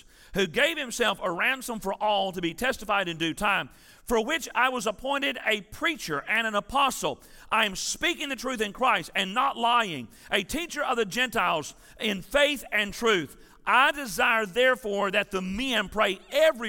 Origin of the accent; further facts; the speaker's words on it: Tennessee, United States; I'm from Tennessee